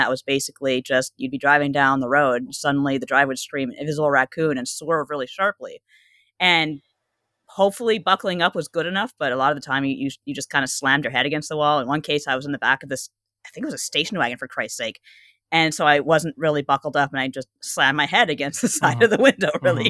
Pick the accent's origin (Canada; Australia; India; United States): Canada; growing up in Canada.